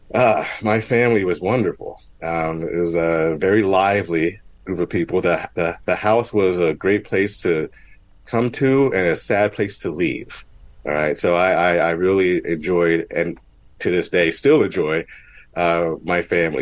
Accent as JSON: {"language": "English", "town": "Mount Holly", "region": "New Jersey", "country": "United States", "tie": "born or raised there", "said": "I grew up in Mount Holly, New Jersey."}